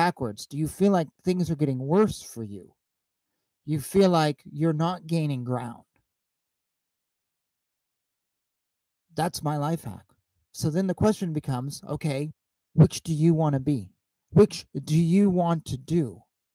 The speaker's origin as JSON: {"language": "English", "town": "Bellingham", "region": "Washington", "country": "United States", "tie": "born or raised there", "moved": "yes", "said": "I grew up in Bellingham, Washington. I graduated high school there"}